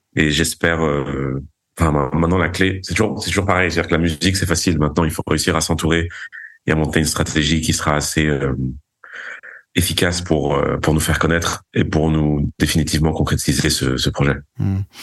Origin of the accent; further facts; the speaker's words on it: Paris, Île-de-France, France; also born or lived in Vigo, Galicia, Spain; Je suis né à Paris. J'ai grandi, enfin, ma mère est espagnole, donc j'ai grandi entre Vigo en Galice et Paris euh, en France.